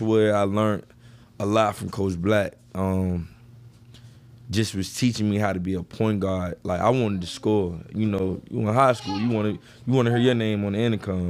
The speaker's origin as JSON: {"language": "English", "town": "Richmond", "region": "Virginia", "country": "United States", "said": "I was from the East End"}